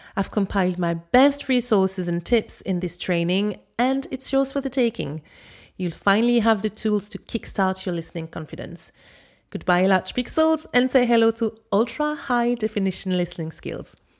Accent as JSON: {"language": "English", "town": "Paris", "region": "Île-de-France", "country": "France", "accent": "Parisian", "said": "I spoke with my Parisian accent"}